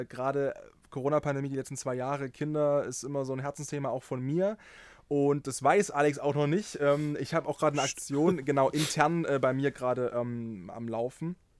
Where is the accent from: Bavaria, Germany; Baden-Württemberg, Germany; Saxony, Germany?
Saxony, Germany; near Dresden; ich bin ja in der Nähe von Dresden geboren und aufgewachsen